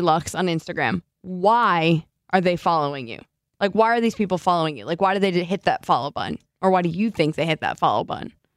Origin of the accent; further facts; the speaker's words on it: New Jersey, United States; now in Seattle, United States; Lauren and I grew up in New Jersey